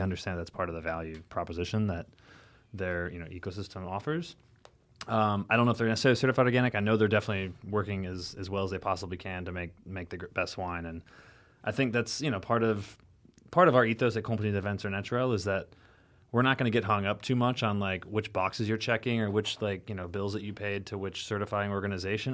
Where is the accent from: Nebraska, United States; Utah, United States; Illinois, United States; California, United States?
Illinois, United States; rural; now in New York City, United States; growing up in the Midwest, in, like, literally, like, rural Illinois, you know, like, corn and soybean fields all around me